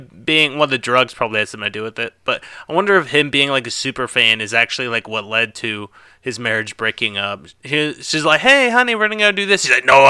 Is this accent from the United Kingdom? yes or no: no; South Texas, United States; I'm Irish, too, and I'm from South Texas